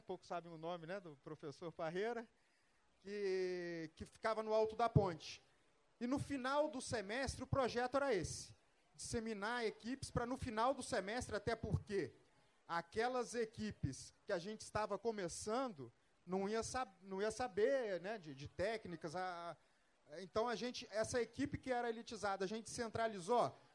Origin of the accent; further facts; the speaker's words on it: Volta Redonda, Rio de Janeiro, Brazil; moved away; also born or lived in São José dos Campos; eu sou natural de Volta Redonda, e no, nos primeiros dias de aula me apresentaram à praça.